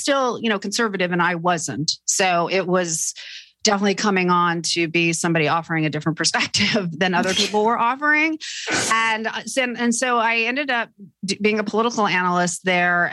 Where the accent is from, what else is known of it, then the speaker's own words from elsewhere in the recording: Fairbanks, Alaska, United States; I grew up in Fairbanks, Alaska, which is, you know, a little